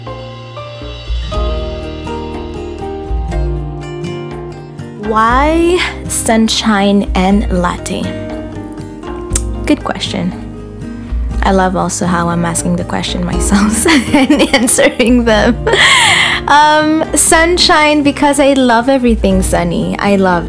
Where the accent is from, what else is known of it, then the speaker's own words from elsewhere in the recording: Burundi; now in Ottawa, Canada; I live in Ottawa, Canada. I am originally from Burundi, a beautiful country in East Africa.